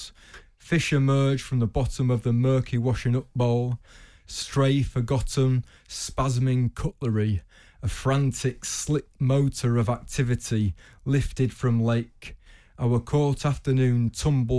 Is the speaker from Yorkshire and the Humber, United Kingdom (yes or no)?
yes; York, Yorkshire and the Humber, United Kingdom; I'm from York